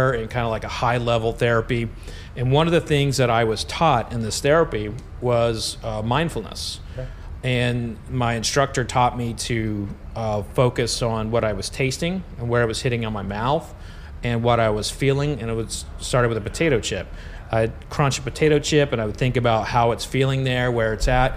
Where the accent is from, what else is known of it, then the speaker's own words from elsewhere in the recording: Oklahoma, United States; moved away; I'm originally from Oklahoma